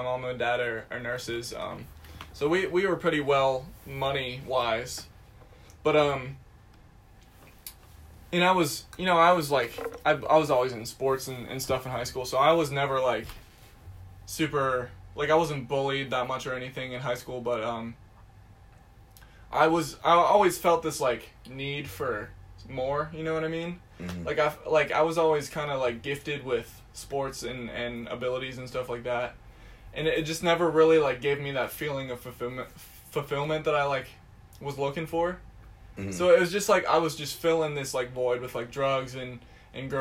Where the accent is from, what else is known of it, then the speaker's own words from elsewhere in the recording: Bedford, Pennsylvania, United States; moved away as an adult; now in Indiana, Pennsylvania, United States; I'm originally from Bedford, Pennsylvania, which is an even smaller town than Indiana. I went to a high school